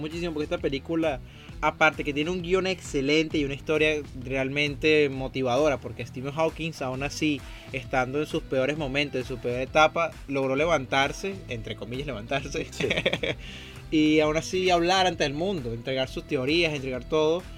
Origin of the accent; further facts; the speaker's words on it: Venezuela; moved away; me crié en Venezuela